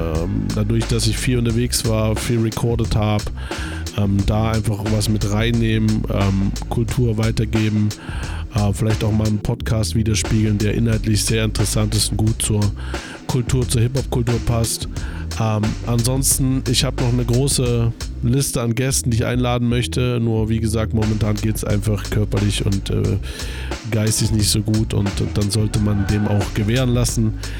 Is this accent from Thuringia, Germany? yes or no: yes; Weimar / Erfurt, Thuringia, Germany; moved away as an adult; now in Leipzig, Germany; in der Heimat, Weimar Erfurt, wo ich herkomme